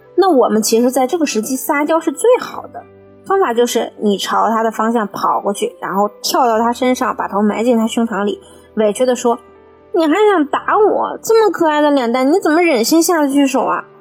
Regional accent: China; 我们中国人

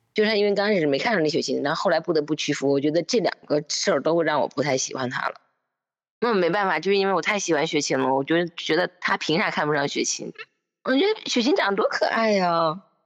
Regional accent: Northeast China, China; accent: Northeastern (Dongbei); 我是东北人

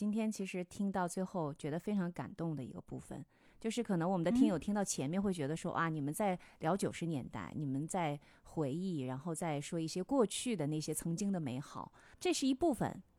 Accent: Harbin, Heilongjiang, China; 每次我回到哈尔滨，对我都有这样的感觉，就是我会以一个新的角度去。发现说哇，这个城市原来这么棒。当然，它不是完美的，可是我会啊觉得这个城市和我紧密相连。

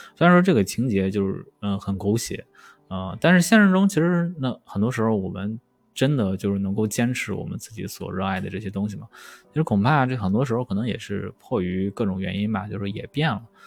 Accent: Shandong, China; 我是一个山东人嘛，所以山东就那个地方就人多啊，人多就大家就卷

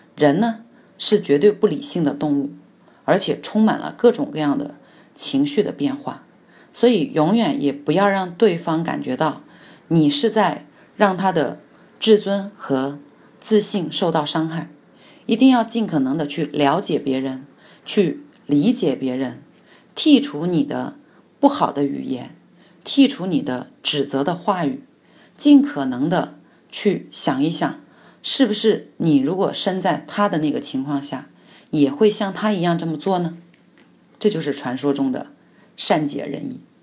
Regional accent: China; 我们中国人

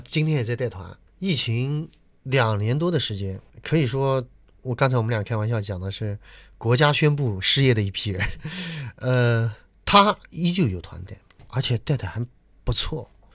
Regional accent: Nanjing, Jiangsu, China; 我作为南京人

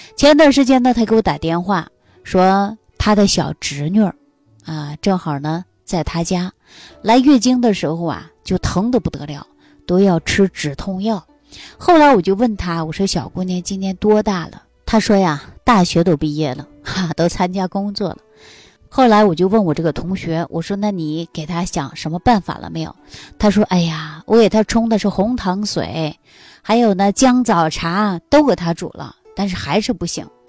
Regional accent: Northeast China, China; moved away; 我们东北老家有这样的一句话

